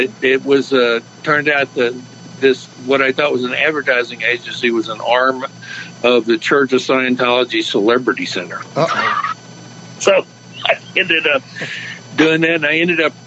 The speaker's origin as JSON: {"language": "English", "region": "Texas", "country": "United States", "tie": "born or raised there", "moved": "yes", "lives_now": "California, United States", "said": "I grew up in Texas"}